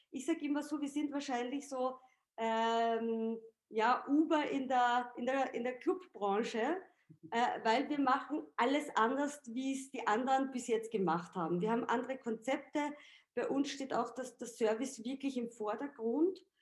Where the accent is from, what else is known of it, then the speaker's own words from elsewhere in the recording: Austria; Also ich sage jetzt mal, ich als Österreicherin mache den österreichischen Markt